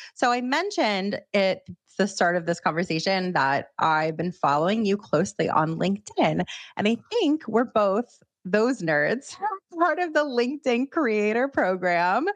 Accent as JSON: {"language": "English", "town": "Miami", "region": "Florida", "country": "United States", "moved": "yes", "lives_now": "New York, United States", "said": "someone else who's not originally from New York, I'm from Miami"}